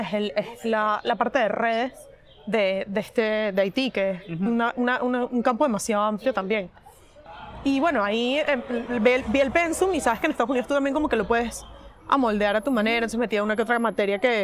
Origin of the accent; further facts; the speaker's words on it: Venezuela; moved away as an adult; also born or lived in West Virginia, United States / Madrid, Spain; now in Barcelona, Spain; Soy venezolana, tengo 28 años